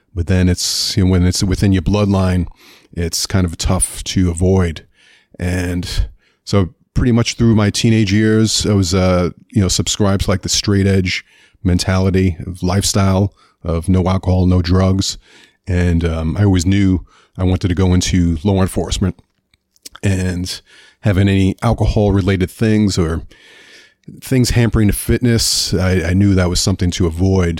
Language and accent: English; New York City, New York, United States; moved away; Grew up in Queens, New York